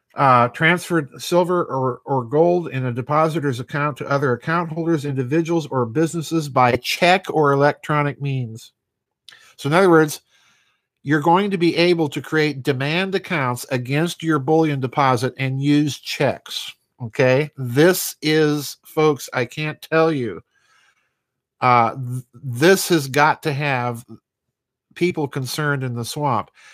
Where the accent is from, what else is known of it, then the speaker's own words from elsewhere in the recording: South Dakota, United States; my home state, South Dakota